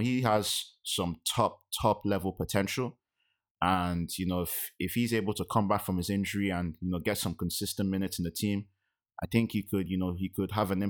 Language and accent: English; Nigeria; as a Nigerian.